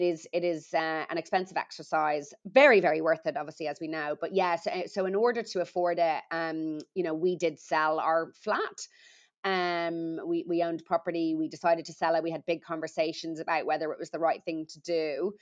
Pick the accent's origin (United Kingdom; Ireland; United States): Ireland; I'm Irish, although I don't think I've got an accent.